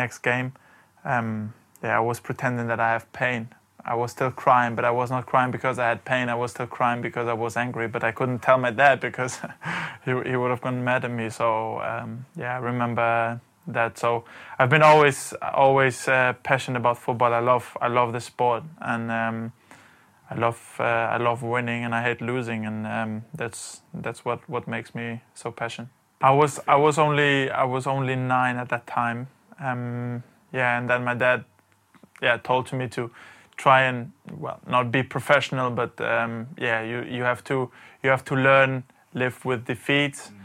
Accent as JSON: {"language": "English", "country": "Germany", "tie": "born or raised there", "also_born_or_lived": "Valencia, Spain", "first_language": "German and Albanian", "second_language": "English", "moved": "as an adult", "lives_now": "London, United Kingdom", "said": "we all were born in Germany, and we grew up in Germany. We went to school in Germany, so we kind of had two mother languages. We had the German language that we grew up with, and we had the Albanian language that we had in the family"}